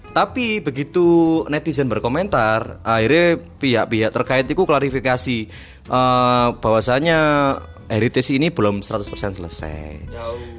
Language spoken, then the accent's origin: Indonesian; Malang, East Java, Indonesia; born there; Kayak aku yang lahir di Malang ini menurut apa ya kan?